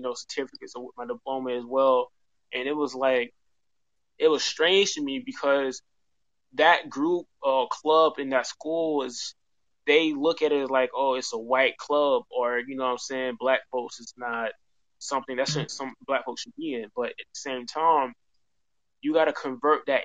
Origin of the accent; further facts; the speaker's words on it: Atlanta, Georgia, United States; I'm from Atlanta, Georgia